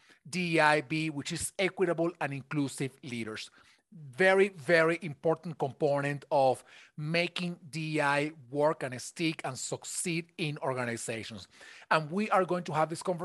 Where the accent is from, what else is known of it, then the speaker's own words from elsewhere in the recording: Venezuela; now in United States; I am originally from Venezuela, so I am an immigrant in the United States